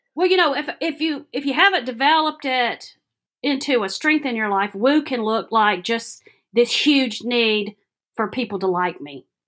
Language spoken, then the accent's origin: English; Alabama, United States; moved away as an adult; now in Johnson City, United States; I grew up in Alabama, went to the University of Alabama